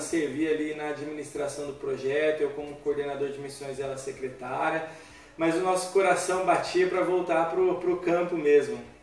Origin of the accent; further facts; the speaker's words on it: São Paulo, Brazil; eu sou médico e também sou de São Paulo